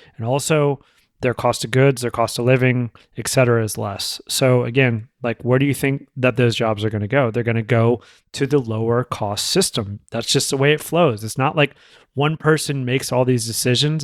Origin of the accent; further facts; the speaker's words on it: United States; as an American